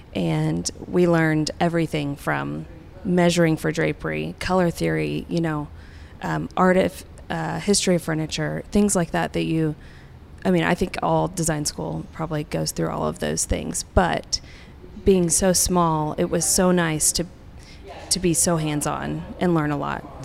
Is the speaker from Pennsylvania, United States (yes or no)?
no; Tulsa, Oklahoma, United States; moved away as an adult; I was from Tulsa